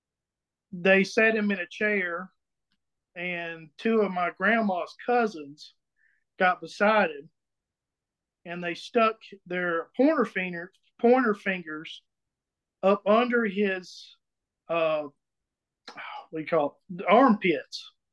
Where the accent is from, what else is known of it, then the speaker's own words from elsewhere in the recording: Emmett, South Carolina, United States; I'm from Emmett, South Carolina